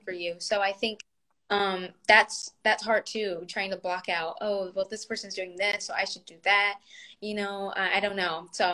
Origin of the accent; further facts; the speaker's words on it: the South, United States; now in Los Angeles, United States; I'm from the South